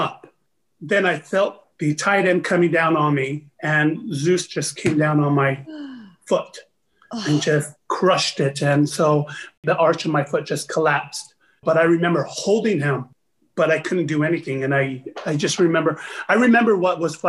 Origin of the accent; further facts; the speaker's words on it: Utah, United States; also born or lived in Tonga; growing up in Utah, it was hard. My parents didn't speak English